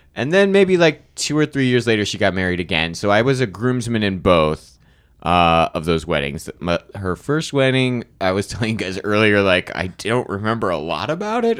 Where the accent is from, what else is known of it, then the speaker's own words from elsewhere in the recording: Arizona, United States; I'm from Arizona. My, my family, uh, I grew up in Arizona